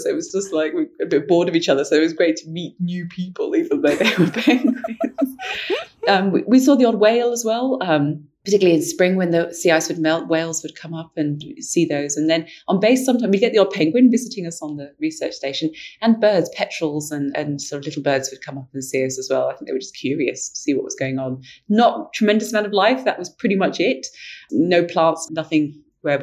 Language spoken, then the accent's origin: English; London, United Kingdom; I grew up in London where the light pollution just obscures everything